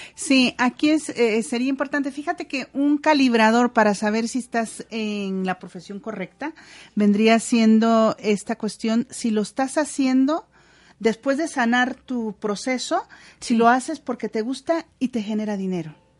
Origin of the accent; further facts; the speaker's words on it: Mexico; Somos un pueblo mexicano que usamos la culpa para poder eh, cuidar y obtener y, educar a nuestros hijos.